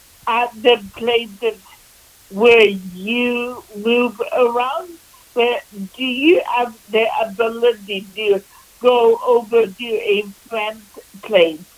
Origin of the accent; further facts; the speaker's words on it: Vancouver, British Columbia, Canada; I was born and raised in Vancouver